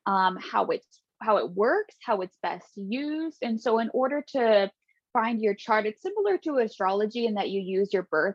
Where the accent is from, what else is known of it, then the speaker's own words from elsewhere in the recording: Redding, California, United States; I was born and raised in Northern California, and that's where I currently live. So I grew up in a small town called Redding